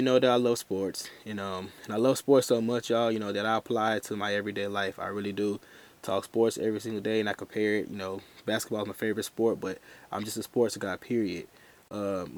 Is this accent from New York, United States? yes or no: no; Houston, Texas, United States; from Houston, Texas